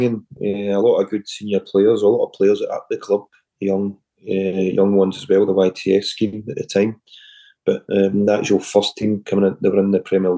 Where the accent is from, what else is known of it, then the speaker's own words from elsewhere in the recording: Edinburgh, Scotland, United Kingdom; also born or lived in Glasgow / Cumbernauld; we decided to move to Edinburgh in 1982